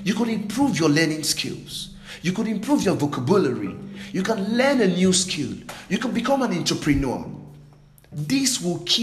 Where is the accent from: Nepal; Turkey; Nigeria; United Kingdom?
Nigeria; I'm from Nigeria